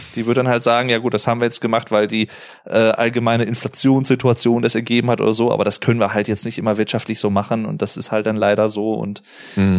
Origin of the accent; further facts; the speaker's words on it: Arnsberg, North Rhine-Westphalia, Germany; hier bei, bei uns in Arnsberg